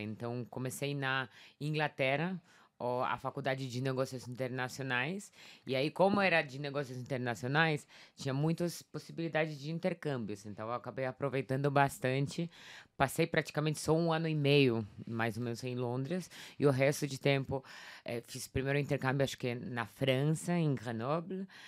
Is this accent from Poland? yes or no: yes; Warsaw, Masovian Voivodeship, Poland; Portuguese is a second language; also born or lived in London; now in São Paulo, Brazil; Eu sou polonesa, nasci lá em Varsóvia.